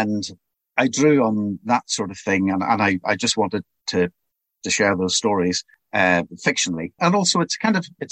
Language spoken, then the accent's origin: English; Belfast, Northern Ireland, United Kingdom; moved away; I'm originally from Belfast. I grew up there and I lived there through the political troubles